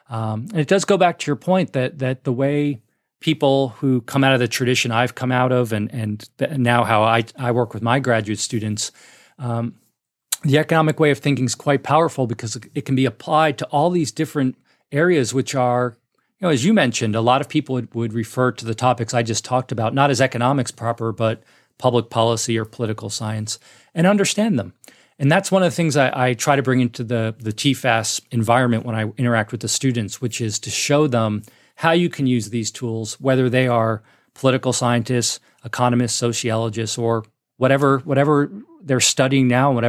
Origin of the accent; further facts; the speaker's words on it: New York City, New York, United States; also born or lived in Hoboken, New Jersey; I came from New York City, as I mentioned, when I went to Mason.